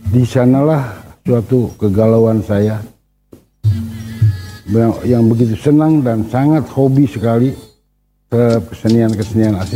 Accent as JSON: {"language": "Indonesian", "town": "Bandung", "region": "West Java", "country": "Indonesia", "tie": "born or raised there", "said": "saya anak Bandung lahir di Bandung besar di Bandung sekolah dari WSD sampai S1 di Bandung lingkungan rumah saya adalah lingkungan seniman"}